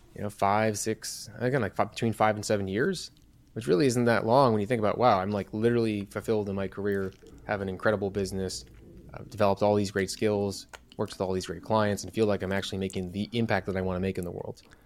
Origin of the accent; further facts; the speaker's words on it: Chicago, Illinois, United States; I'm from Chicago